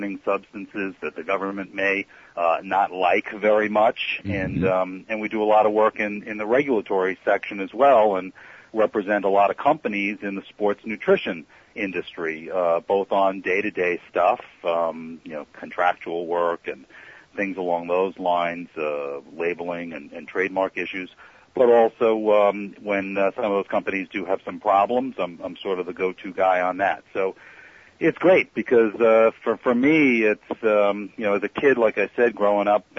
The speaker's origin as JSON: {"language": "English", "area": "Long Island and Queens", "region": "New York", "country": "United States", "tie": "born or raised there", "said": "I was a kid growing up on Long Island and in Queens"}